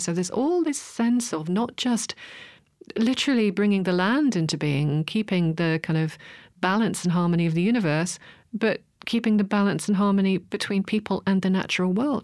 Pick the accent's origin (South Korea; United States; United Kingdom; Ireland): United Kingdom; Hartlepool, North East England; grew up in the, in the Northeast. Actually, I was born in Hartlepool for my sins.